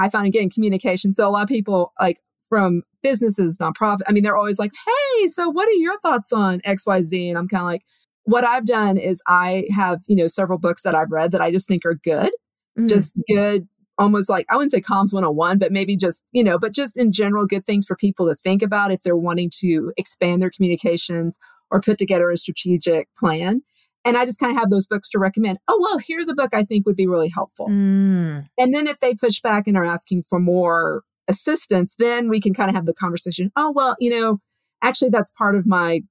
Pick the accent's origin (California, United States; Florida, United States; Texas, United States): Texas, United States; I'm from Texas, so I'm a big fan of another Texan